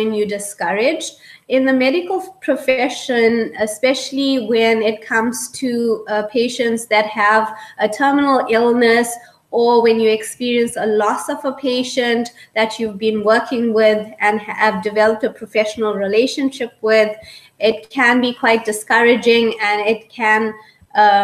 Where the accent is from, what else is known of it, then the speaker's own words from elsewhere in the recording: South Africa; moved away as an adult; now in Lloydminster, Canada; I was born in Africa and spent most of my childhood and youth growing up in Africa